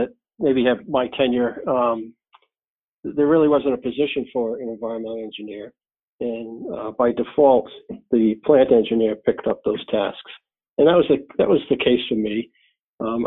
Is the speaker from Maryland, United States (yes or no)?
no; Newport, Rhode Island, United States; I grew up in Newport, Rhode Island